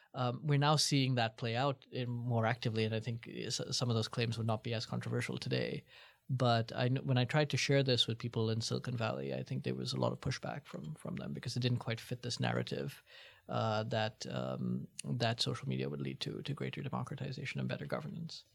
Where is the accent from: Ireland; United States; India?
India; moved away; I was from India